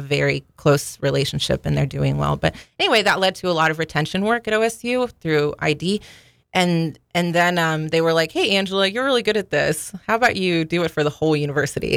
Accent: Stillwater, Oklahoma, United States; I was born in Stillwater

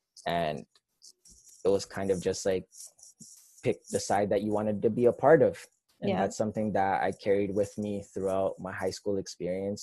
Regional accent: Toronto, Ontario, Canada; I grew up on the West End of Toronto. I grew up born and raised on Jane Street, specifically Jane and Wilner, just south of Eglinton. Lived there for 30 years of my life

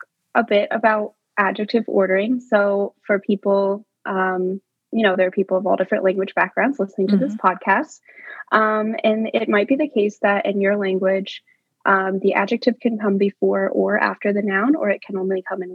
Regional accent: United States; I, as an American school child, learned Spanish in elementary school

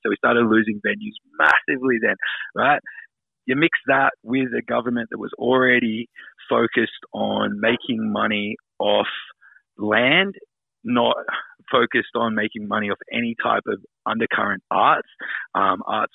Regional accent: Sydney, New South Wales, Australia; I grew up in Newtown, which is quite a kind of lefty, arty, you know, alternative hub center for arts and music

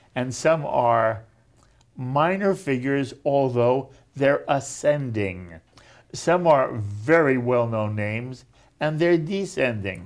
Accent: United States; American Jews

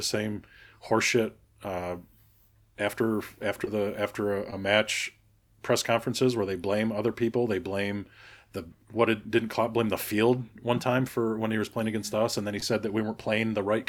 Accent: United States; I'm American

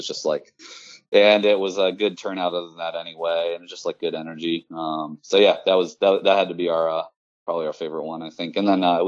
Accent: Richmond, Virginia, United States; Richmond, Virginia, which is my hometown

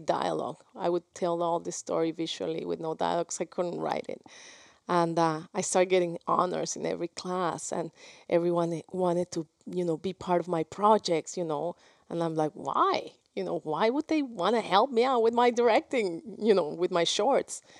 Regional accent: Guadalajara, Jalisco, Mexico; first language Spanish; English is a second language; moved away as an adult; also born or lived in New York; I was from Guadalajara

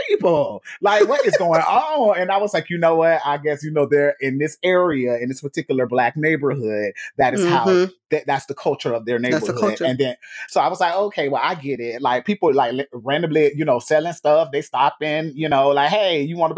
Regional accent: Gainesville, Florida, United States; moved away; I was born in Gainesville, Florida, hometown

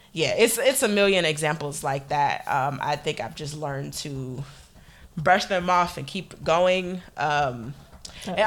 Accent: Detroit, Michigan, United States; I'm from Detroit

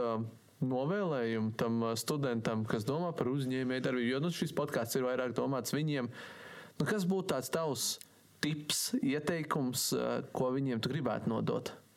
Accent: Sigulda, Latvia; es esmu no Siguldas

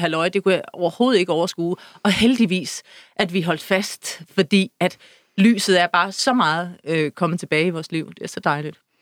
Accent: Søby, Denmark; moved away; min barndom ude i Søby

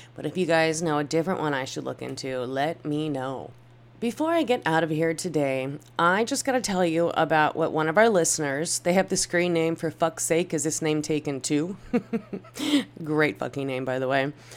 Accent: United States; as an American

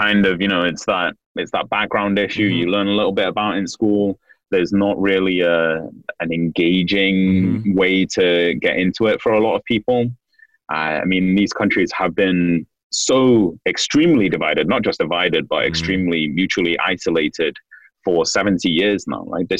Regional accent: Manchester, North West England, United Kingdom; moved away; So I'm Korean British. I grew up in Manchester in the UK. My dad's side is Korean and my mother's side is English.

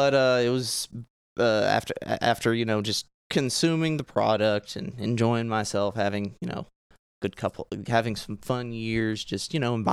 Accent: Clinton, Arkansas, United States; 24 years old, born and raised in Clinton, Arkansas, which is the same place as where I work.

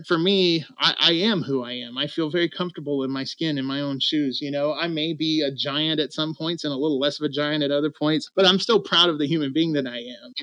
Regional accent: Clarksville, Tennessee, United States; moved away as an adult; also born or lived in North Carolina; in my hometown, which is called Clarksville, Tennessee.

